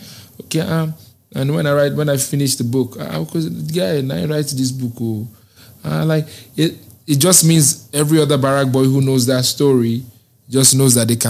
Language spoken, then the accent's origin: English; Nigeria; Because I'm a Nigerian and it's a dance that is in Nigeria.